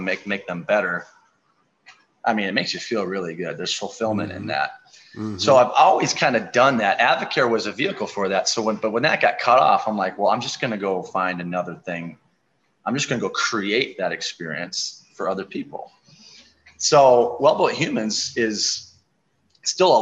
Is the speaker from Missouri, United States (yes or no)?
no; La Crescent, Minnesota, United States; also born or lived in Twin Cities, Minnesota; I just moved back here 2 years ago. This is my hometown.